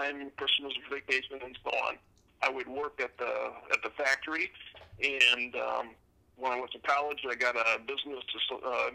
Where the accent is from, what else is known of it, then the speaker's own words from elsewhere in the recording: Spring Arbor, Michigan, United States; I grew up in Spring Arbor, Michigan, which is in south central Michigan